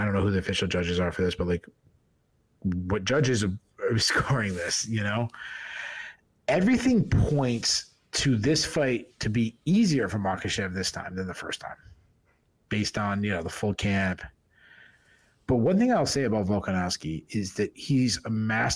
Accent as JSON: {"language": "English", "region": "New England", "country": "United States", "said": "I'm from New England."}